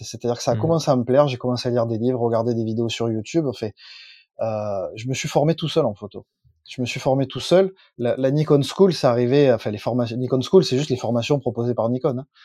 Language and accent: French; Plan-de-Cuques, Provence-Alpes-Côte d'Azur, France; also born or lived in Marseille; je suis né à Marseille, mais j'habite dans un village qui est euh, juste à côté de Marseille, qui s'appelle Plante de Cuc.